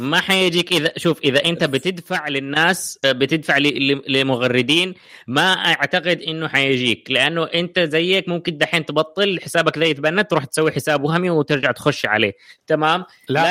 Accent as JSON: {"language": "Arabic", "country": "Saudi Arabia", "said": "عندنا في السعودية"}